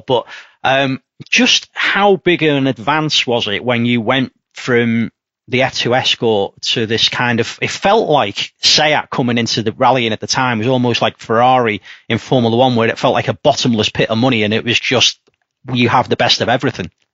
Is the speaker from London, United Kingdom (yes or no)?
no; Liverpool, North West England, United Kingdom; I come from Liverpool.